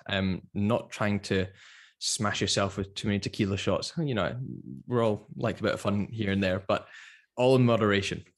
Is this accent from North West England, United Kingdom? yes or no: no; Edinburgh, Scotland, United Kingdom; moved away as an adult; also born or lived in London; I'm originally from Edinburgh, but I spent, I spent about six years in London